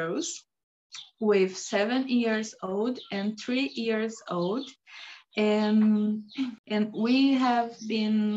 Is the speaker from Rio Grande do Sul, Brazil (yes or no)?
yes; Rio Grande do Sul, Brazil; English is a second language; moved away; also born or lived in near Iguazu Falls, Brazil; I'm born in Rio Grande do Sul